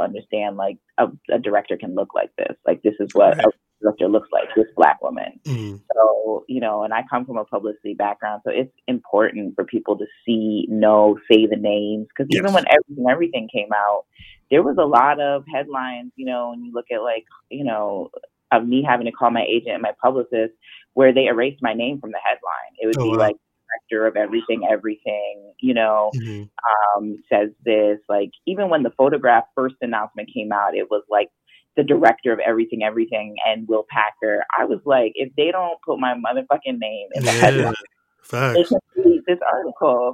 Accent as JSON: {"language": "English", "country": "Canada", "said": "I'm a Jamaican girl from Canada who grew up very middle class"}